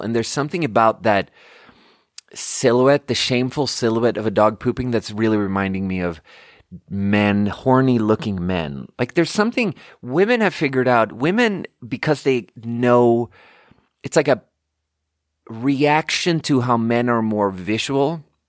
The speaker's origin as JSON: {"language": "English", "country": "Canada", "moved": "yes", "lives_now": "United States", "said": "that was clearly a Canadian burp."}